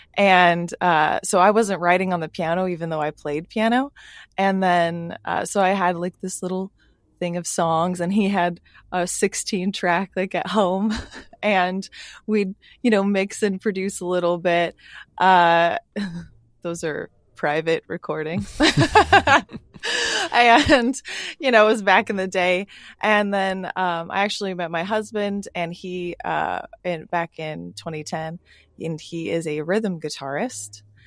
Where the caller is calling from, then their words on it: San Diego, California, United States; I am calling from San Diego